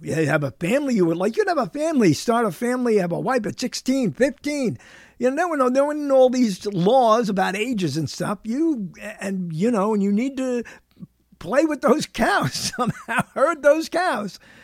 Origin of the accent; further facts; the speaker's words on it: New York City, New York, United States; I was born in the bedroom of New York, which is what they called Brooklyn, New York